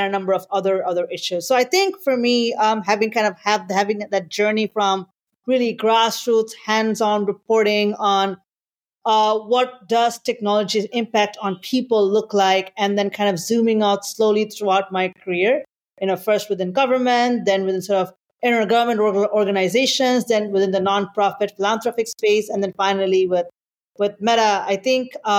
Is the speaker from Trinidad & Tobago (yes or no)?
no; Bangladesh; moved away as an adult; also born or lived in Singapore; now in United States; I'm originally from Bangladesh, and I moved to the US several years ago